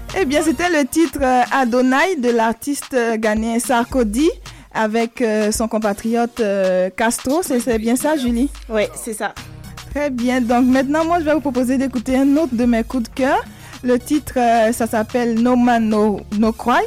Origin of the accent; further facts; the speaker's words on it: Côte d’Ivoire; mon pays, chez moi, en Côte d'Ivoire